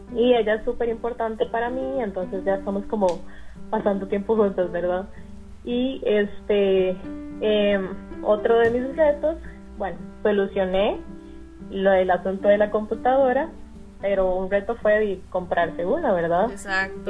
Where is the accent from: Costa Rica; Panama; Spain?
Costa Rica; San José; moved away as an adult; now in Guanacaste, Costa Rica; yo soy de San José, pero decidí irme en agosto del año pasado